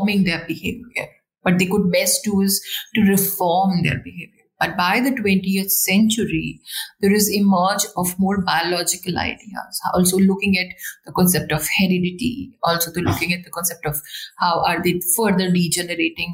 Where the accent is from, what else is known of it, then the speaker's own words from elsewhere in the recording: India; as an Indian